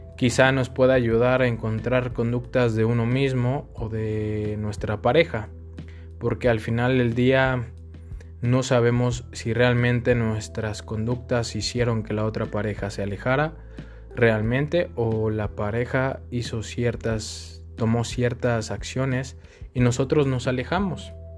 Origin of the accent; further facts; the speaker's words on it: Mexico City, Mexico; now in León, Mexico; Soy de la Ciudad de México, pero actualmente radico en León